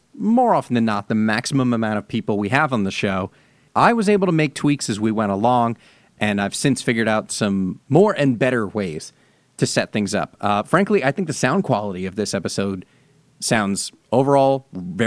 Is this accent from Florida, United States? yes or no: no; New Jersey, United States; moved away; when I was growing up in New Jersey